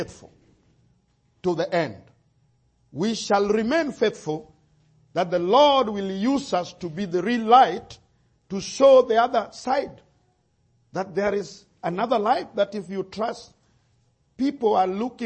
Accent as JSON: {"language": "English", "country": "Kenya", "said": "my situation as a Kenyan"}